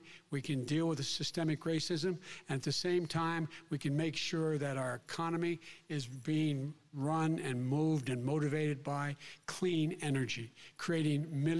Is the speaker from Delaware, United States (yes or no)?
yes; Claymont, Delaware, United States; born or raised there